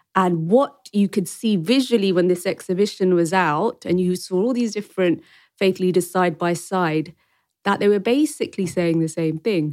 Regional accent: Wembley, London, United Kingdom; also born or lived in Rawalpindi, Pakistan; I was born in Rawalpindi in Pakistan, but when I was two months old, I've been a Wembley Brent girl. And I've been to school here, secondary school.

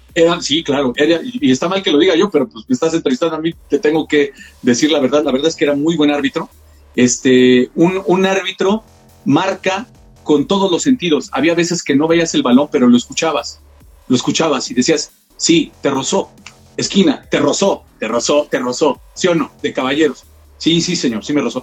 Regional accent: Mexico; Como sociedad mexicana

